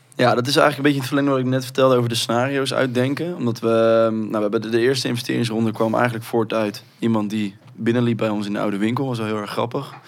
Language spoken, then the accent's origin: Dutch; Rotterdam, South Holland, Netherlands; wij komen uit Rotterdam, dat is de armste, armste gemeente van Nederland